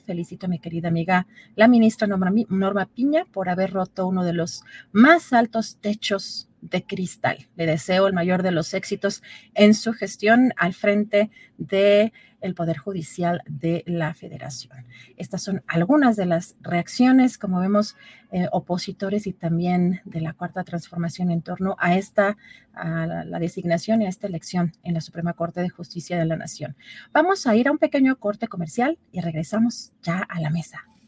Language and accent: Spanish; Mexico; los mexicanos